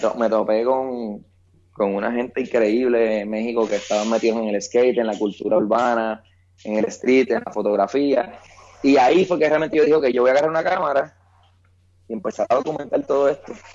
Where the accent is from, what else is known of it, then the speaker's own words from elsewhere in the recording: San Juan, Puerto Rico; yo soy de Cupey, Puerto Rico, la tierra de Tito Trinidad